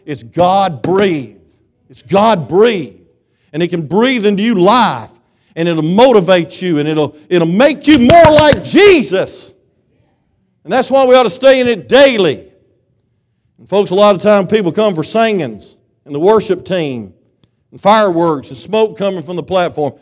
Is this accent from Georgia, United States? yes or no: yes; South Georgia, United States; I'm from South Georgia